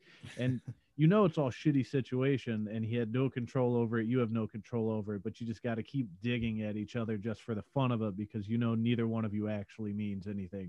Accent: Texas, United States; moved away; I'm from Texas where everything's usually bigger.

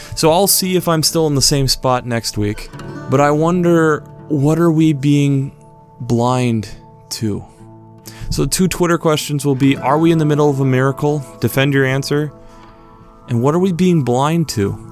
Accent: United States; a person who's been born and raised in America

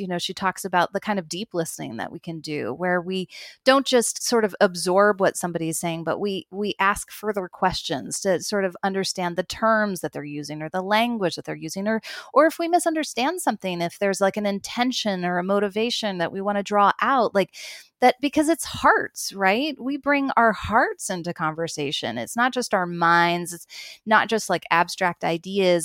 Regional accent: United States; moved away as an adult; now in Toronto, Canada; I'm an American

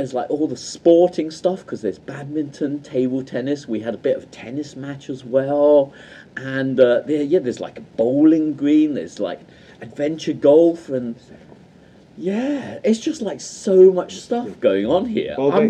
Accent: Midlands, United Kingdom; we're from the Midlands

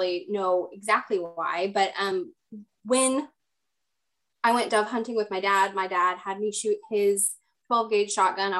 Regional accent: Texas, United States; I grew up in Texas

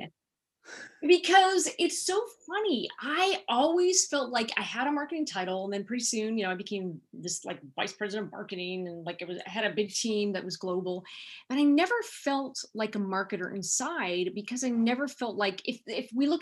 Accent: Silicon Valley, California, United States; also born or lived in Los Angeles; I was born and raised in Silicon Valley, what is now Silicon Valley

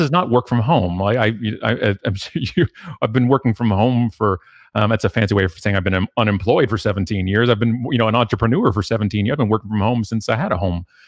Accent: Canada; being Canadian

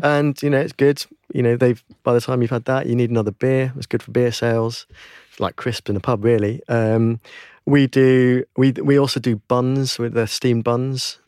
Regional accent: United Kingdom; we as British people

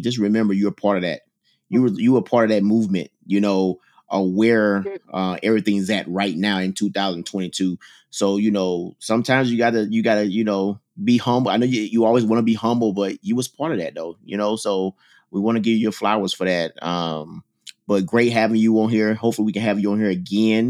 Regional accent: Mississippi, United States; I'm from Mississippi

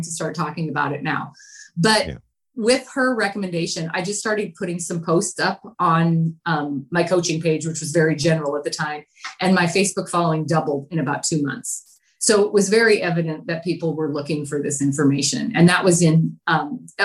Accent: near Bozeman, Montana, United States; born or raised there; moved away

